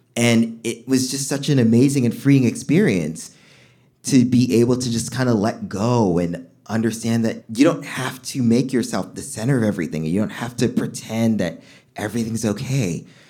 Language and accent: English; New York City, New York, United States; I'm from Flatbush